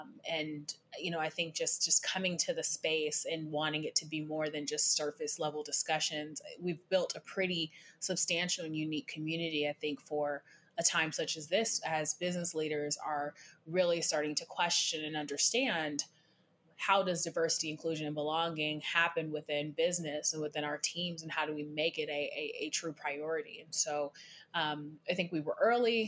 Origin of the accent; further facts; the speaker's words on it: Seattle, Washington, United States; I grew up in Seattle